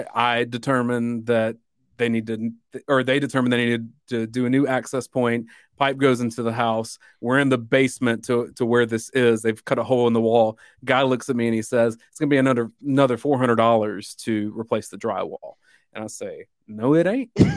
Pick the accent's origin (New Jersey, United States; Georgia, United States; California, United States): Georgia, United States; Dublin; my hometown's Dublin, Georgia.